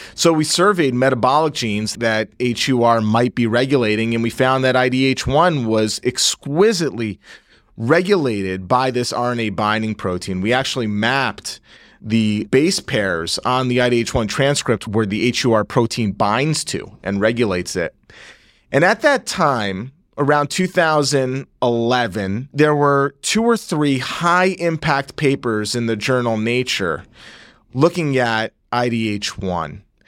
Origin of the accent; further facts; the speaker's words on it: Northeast New Jersey, United States; moved away as an adult; I'm from Northeast New Jersey, born and raised